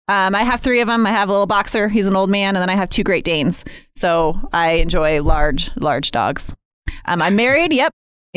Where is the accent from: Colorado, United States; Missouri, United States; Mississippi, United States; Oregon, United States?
Colorado, United States; Golden; Here. Golden, Colorado.